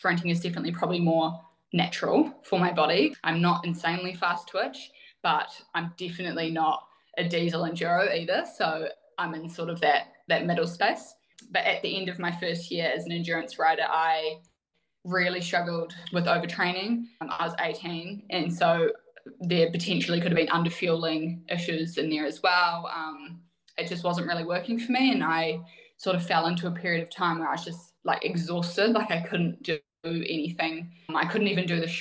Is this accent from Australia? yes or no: no; Wanaka, Otago, New Zealand; I grew up in Wanaka